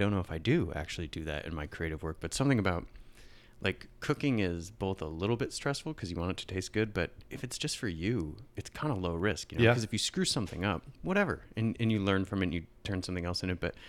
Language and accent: English; Michigan, United States; I grew up in Northern Michigan, and that's in the late 90s, that just wasn't a thing